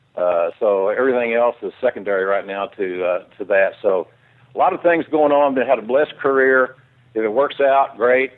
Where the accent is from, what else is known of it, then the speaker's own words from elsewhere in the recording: Oklahoma, United States; I grew up in Oklahoma